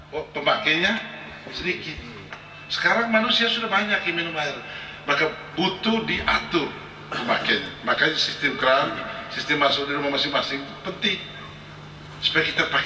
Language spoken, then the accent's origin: Indonesian; East Nusa Tenggara, Indonesia; kita orang Manggarai selalu ngomong gini